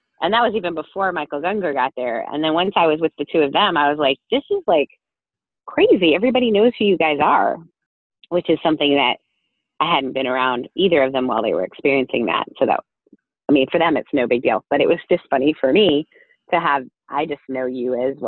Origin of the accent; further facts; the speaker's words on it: northern Ontario, Canada; also born or lived in Newfoundland; we moved to northern Ontario, about an hour and a half north of Toronto. And I grew up there in a very small town